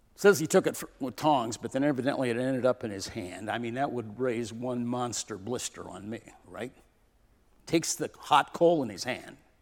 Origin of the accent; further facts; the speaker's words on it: California, United States; moved away; also born or lived in Portland; I grew up in California